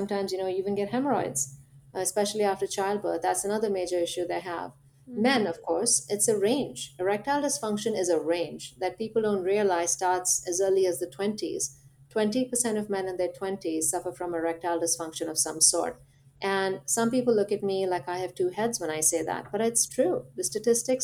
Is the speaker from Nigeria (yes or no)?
no; India; now in United States; I'm from India